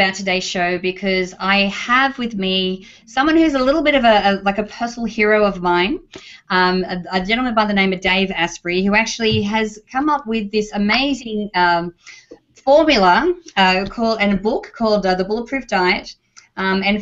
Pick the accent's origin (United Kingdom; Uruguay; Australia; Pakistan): Australia; now in United States; I'm from Australia